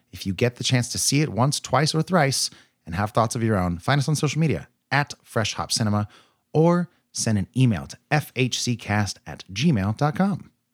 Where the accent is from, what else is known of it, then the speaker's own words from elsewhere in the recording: United States; I'm an American lad